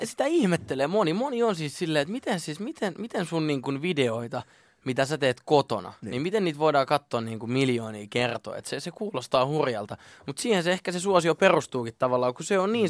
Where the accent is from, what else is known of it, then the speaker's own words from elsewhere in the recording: Lahti, Päijät-Häme, Finland; mä oon syntynyt Lahdessa ja öö, mä oon asunut Lahdessa siis niin kuin vanhempien luona ihan siitä niin kuin nollavuotiaasta 20 20-vuotiaaksi